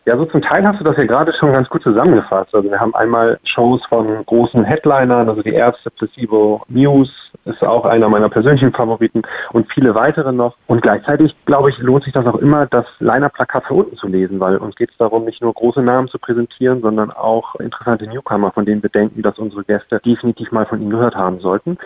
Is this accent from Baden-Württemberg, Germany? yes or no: no; Hamburg, Germany; als Hamburger